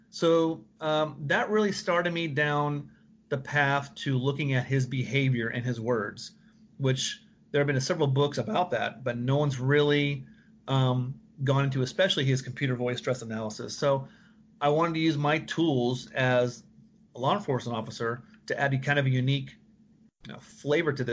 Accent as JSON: {"language": "English", "town": "Dallas", "region": "Texas", "country": "United States", "tie": "born or raised there", "said": "I grew up in Dallas"}